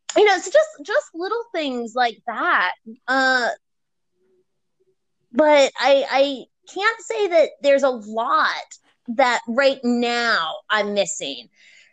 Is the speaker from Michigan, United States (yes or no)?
no; Maryland, United States; moved away as an adult; also born or lived in Virginia; I come from Maryland and lived in both Maryland and Virginia, so I'm technically considered a bit southern.